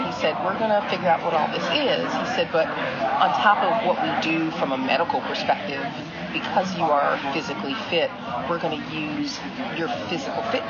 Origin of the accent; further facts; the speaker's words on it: New York, United States; moved away as an adult; also born or lived in Florida / Texas; now in North Carolina, United States; I'm originally from New York, moved down to North Carolina 30-some-odd years ago to go to school and kind of never really left